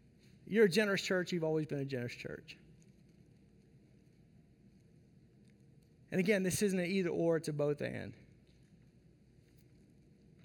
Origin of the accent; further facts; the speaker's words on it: the South, United States; I grew up in the South